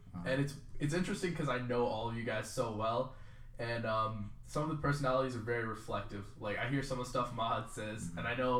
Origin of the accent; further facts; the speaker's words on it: Chicago, Illinois, United States; moved away as an adult; now in Alabama, United States; I'm from Chicago.